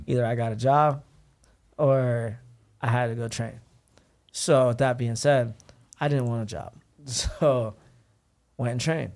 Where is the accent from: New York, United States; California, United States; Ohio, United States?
Ohio, United States; born or raised there; now in Los Angeles, United States